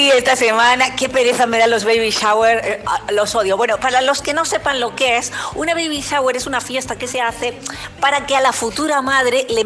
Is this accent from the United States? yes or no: yes; Miami, Florida, United States; Yo hablo un poco spanglish porque soy gente de Miami